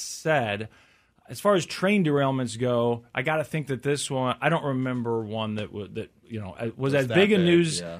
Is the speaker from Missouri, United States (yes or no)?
yes; Missouri, United States; I'm from Missouri